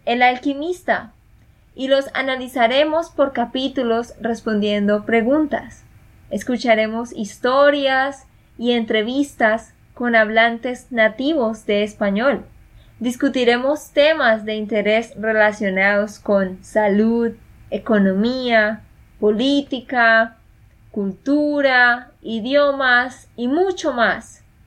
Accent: Colombia; de Colombia

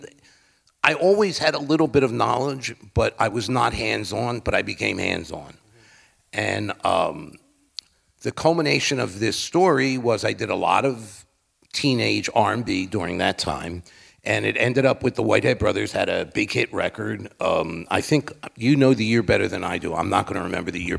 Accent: Philadelphia, Pennsylvania, United States; a lot of the black artists that I grew up with in Philadelphia

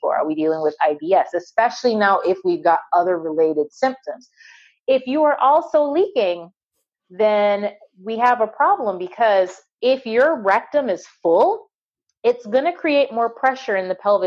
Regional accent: Barbados; moved away; I grew up on an island. I grew up in Barbados.

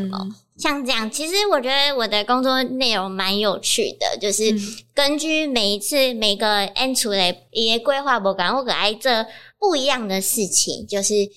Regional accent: Kaohsiung, Taiwan; moved away as an adult; now in Chiayi, Taiwan; 我是高雄人

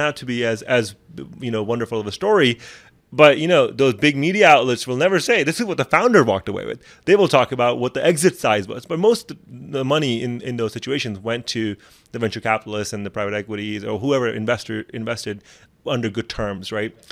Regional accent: Pakistan; moved away; I come from Pakistan

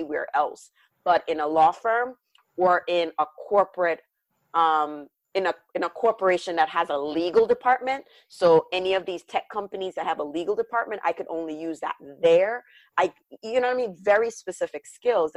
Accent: Jamaica; now in United States; this Jamaican born Caribbean woman

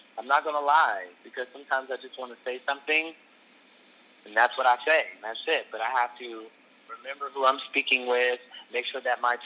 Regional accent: Michigan, United States; also born or lived in Atlanta; now in Los Angeles, United States; Well, I moved from Michigan to Atlanta.

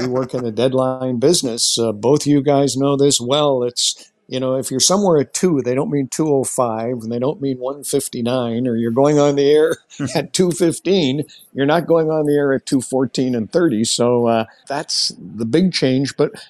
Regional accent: Canada; students would come up to me and say, are you the Canadian? And I'd say, yeah, I am.

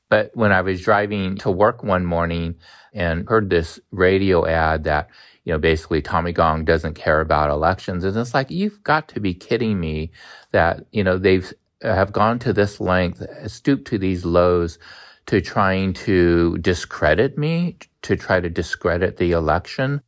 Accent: United States; I'm a third generation Chinese American. I don't even know how to speak Chinese, to be honest. And so I'm as American as can be

